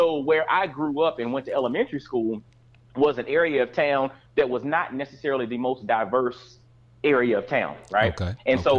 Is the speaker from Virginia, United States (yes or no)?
no; Augusta, Georgia, United States; moved away as an adult; also born or lived in Atlanta, Georgia; now in Knoxville, United States; I'm born and raised in Augusta, Georgia. But, you know, went to college in Atlanta, but literally Knoxville has been home since 2003.